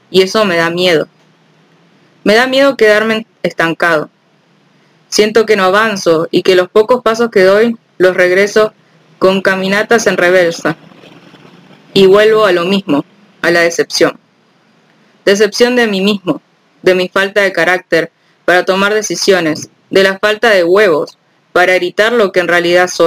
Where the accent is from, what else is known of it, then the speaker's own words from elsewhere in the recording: Pénjamo, Guanajuato, Mexico; born there; Tengo, tengo 26 años. Nací en Pénjamo, Guanajuato, México. Soy periodista y ya no quiero callar.